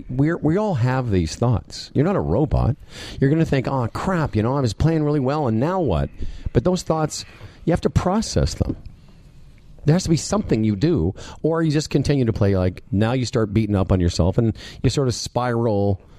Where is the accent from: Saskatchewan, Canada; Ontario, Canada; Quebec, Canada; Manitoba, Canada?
Saskatchewan, Canada; Moose Jaw